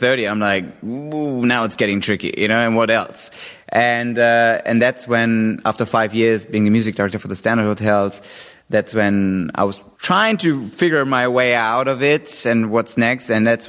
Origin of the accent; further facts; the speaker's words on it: London, United Kingdom; I was 25 years old. I was a kid from London